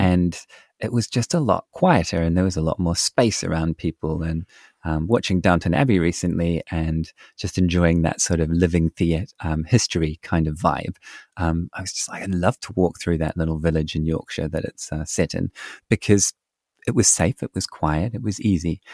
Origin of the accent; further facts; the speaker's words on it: New Zealand; my home country of New Zealand